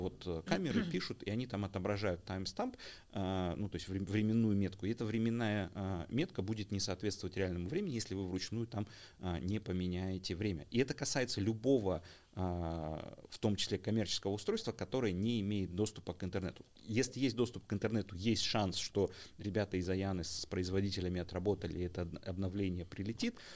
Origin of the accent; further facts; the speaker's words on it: Almaty, Kazakhstan; я как алматинец